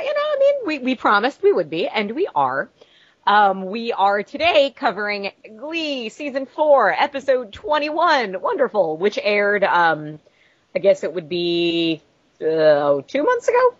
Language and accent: English; Long Island, New York, United States; we're both from Long Island